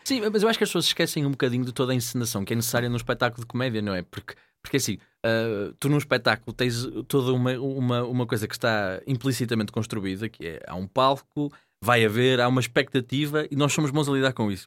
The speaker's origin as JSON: {"language": "Portuguese", "town": "Gondomar", "region": "Norte", "country": "Portugal", "said": "em Gondomar, minha terra"}